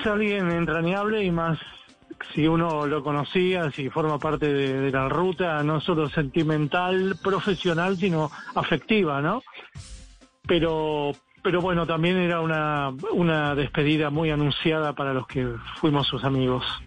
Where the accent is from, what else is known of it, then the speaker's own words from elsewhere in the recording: Argentina; en mi país